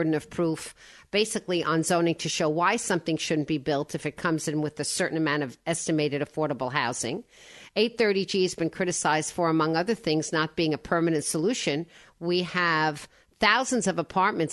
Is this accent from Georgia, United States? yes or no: no; Woodmere, New York, United States; I'm from Woodmere